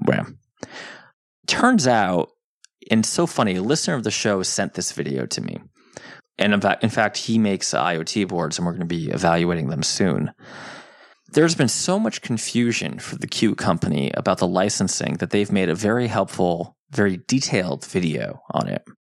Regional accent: New Jersey, United States; I'm from New Jersey

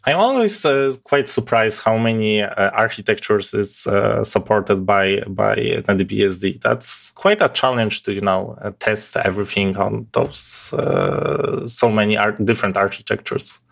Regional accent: Poland; English is a second language; I'm from Poland, so my accent may be quite, uh, different than you used to.

